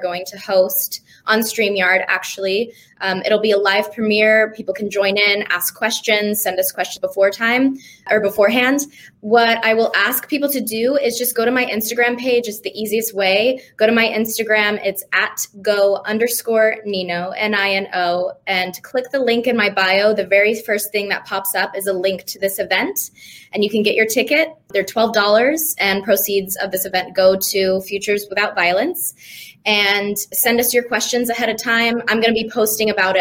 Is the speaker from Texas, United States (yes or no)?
yes; Dallas, Texas, United States; moved away as an adult; also born or lived in Los Angeles, California; now in Nashville, United States; I moved from Los Angeles, where I've lived for the last almost 15 years, but I'm originally from Dallas, Texas